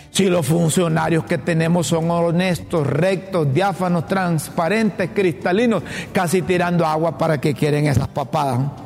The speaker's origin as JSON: {"language": "Spanish", "country": "Honduras", "said": "Yo como hondureño y como seguidor del fútbol"}